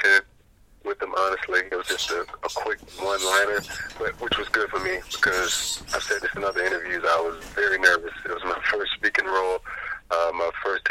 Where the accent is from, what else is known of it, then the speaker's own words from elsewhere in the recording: Clearwater, Florida, United States; I grew up in Florida, the Tampa Bay area.